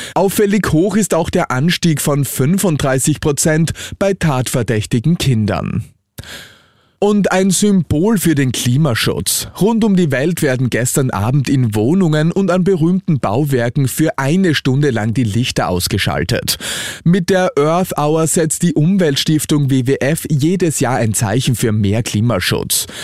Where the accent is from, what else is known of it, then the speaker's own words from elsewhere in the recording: Austria; bei uns in Österreich